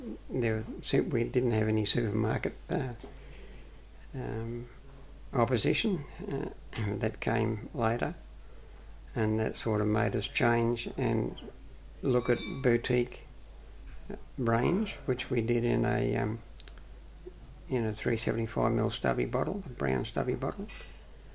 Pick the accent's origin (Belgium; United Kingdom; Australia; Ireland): Australia; Erina, Central Coast, New South Wales; also born or lived in Gosford; now in Pittsworth, Australia; I grew up in New South Wales, a place called Arimba, and it's near Gosford on the Central Coast. I was born in Gosford, actually